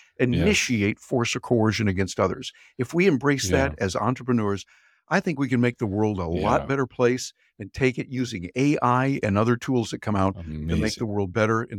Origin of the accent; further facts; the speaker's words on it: Midwest, United States; I was born and raised in the Midwest in the United States, and so I have certain values and certain ideas that I was trained on when I grew up.